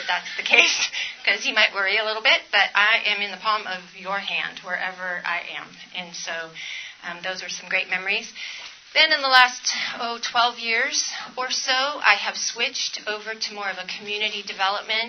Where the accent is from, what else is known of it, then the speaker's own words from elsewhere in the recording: California, United States; I'm from California, so that is the Sierra Nevada right there, up near Mammoth